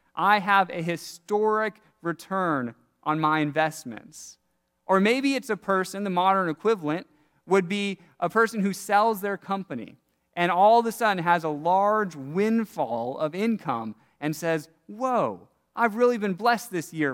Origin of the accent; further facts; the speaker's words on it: Seattle, Washington, United States; Growing up in Seattle, one of my favorite things each summer to do was pick blackberries